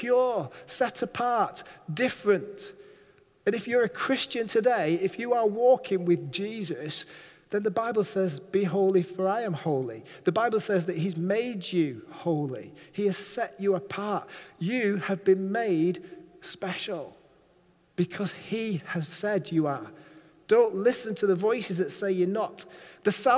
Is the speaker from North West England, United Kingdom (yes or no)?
yes; Manchester, North West England, United Kingdom; now in Barrow-in-Furness, United Kingdom; I'm from Manchester